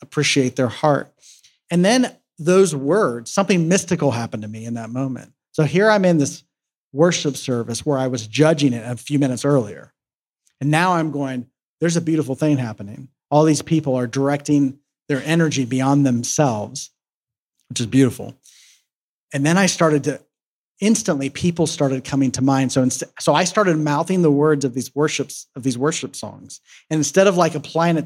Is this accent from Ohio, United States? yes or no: yes; Columbus, Ohio, United States; moved away; back in my hometown where I'm from in Columbus, Ohio